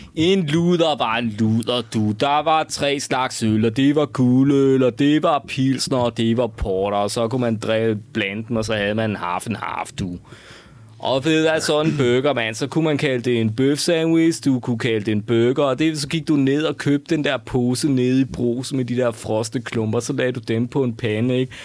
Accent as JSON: {"language": "Danish", "area": "West Jutland", "region": "Central Denmark Region", "country": "Denmark", "tie": "born or raised there", "moved": "yes", "said": "derude i Vestjylland, hvor jeg voksede op"}